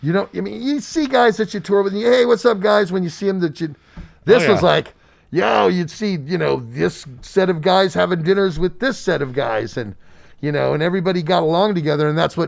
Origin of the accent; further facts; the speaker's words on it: United States; especially America, because we're from the United States, gets all butthurt.